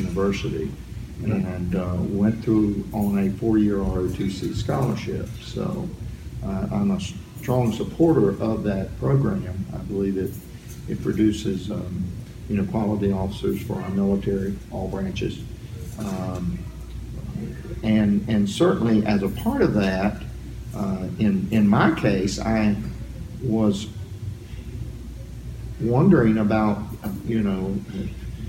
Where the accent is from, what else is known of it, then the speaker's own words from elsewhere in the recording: Bolivia, North Carolina, United States; accent: Southern; I am from a little town of Bolivia, North Carolina